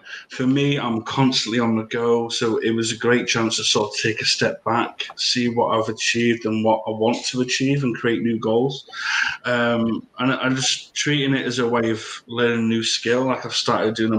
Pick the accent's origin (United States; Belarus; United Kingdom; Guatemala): United Kingdom; Brighton, South East England; now in Liverpool, United Kingdom; I was born in Brighton, but I live in Liverpool now